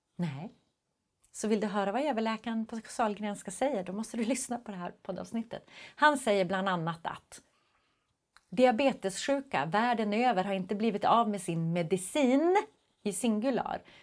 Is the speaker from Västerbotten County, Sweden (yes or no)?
yes; Skellefteå, Västerbotten County, Sweden; jag är ju ändå från Skellefteå.